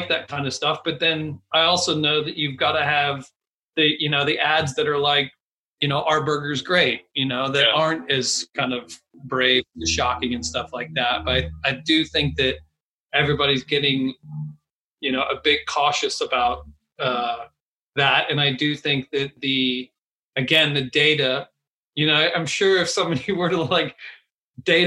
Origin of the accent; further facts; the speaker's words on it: Texas, United States; moved away as an adult; now in London, United Kingdom; I'm from Texas and I'm from a very small town in Texas